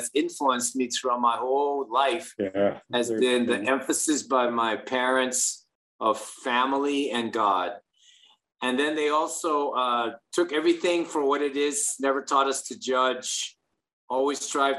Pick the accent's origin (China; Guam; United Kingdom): Guam; moved away as an adult; now in Hawaii, United States; I am from Guam, where America's Day begins. I was born and raised there. And never jumped on a plane, Fig, until I went to the academy.